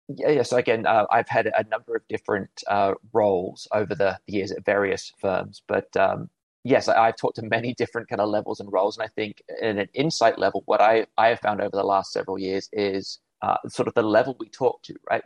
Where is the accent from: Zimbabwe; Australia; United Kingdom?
United Kingdom; accent: English; moved away as an adult; also born or lived in Cleveland, Ohio; now in Chicago, United States; Grew up in the UK, hence my accent